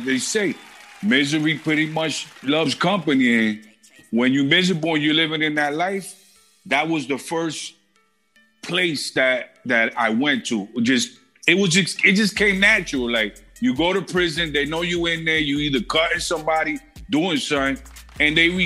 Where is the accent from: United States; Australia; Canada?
United States; New York City, New York; also born or lived in Buffalo, New York; I'm originally from Brooklyn, New York, but I was born in Bellevue Hospital. I'm Puerto Rican